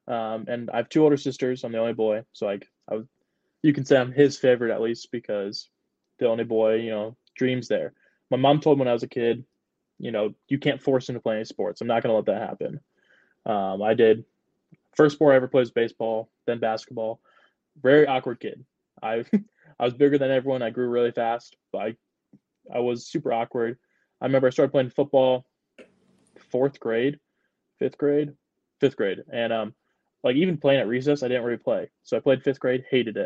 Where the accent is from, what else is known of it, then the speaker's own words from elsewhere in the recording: Wakarusa, Indiana, United States; my hometown, there's Wakarusa, which I count like as my hometown